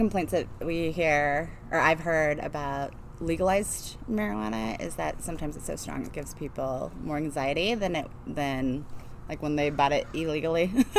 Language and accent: English; Midwest, United States; moved away; growing up in the Midwest.